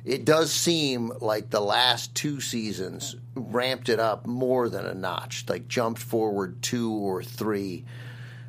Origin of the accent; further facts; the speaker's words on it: Washington, District of Columbia, United States; I grew up in Washington, D.C.